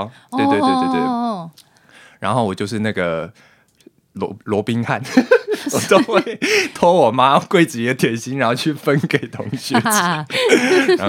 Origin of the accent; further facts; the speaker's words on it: New Taipei, Taiwan; 没错，土生土长原住民。